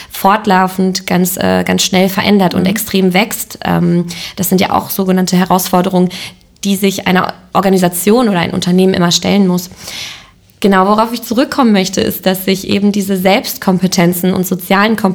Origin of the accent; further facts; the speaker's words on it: Lemgo, North Rhine-Westphalia, Germany; ich komme selber aus Lemgo, ich komme selber aus Lippe